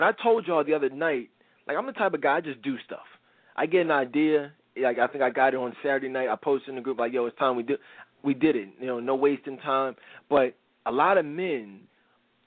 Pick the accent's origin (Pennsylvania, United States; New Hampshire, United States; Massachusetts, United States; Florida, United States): Pennsylvania, United States; Philadelphia; I'm from the Philly area